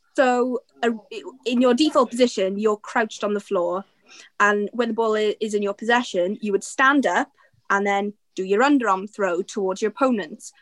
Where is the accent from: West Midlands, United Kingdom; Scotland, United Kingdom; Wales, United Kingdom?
Scotland, United Kingdom; Aberdeen; I'm from Aberdeen